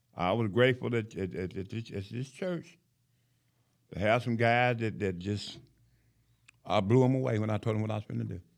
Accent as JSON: {"language": "English", "town": "Knoxville", "region": "Tennessee", "country": "United States", "tie": "born or raised there", "moved": "yes", "lives_now": "Huntsville, United States", "said": "I was born in Knoxville, Tennessee"}